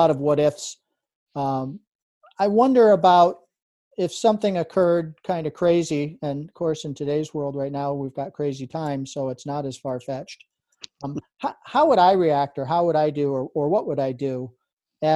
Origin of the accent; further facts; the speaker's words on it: Adirondack Mountains, New York, United States; as a kid, I grew up in and around the Adirondack Mountains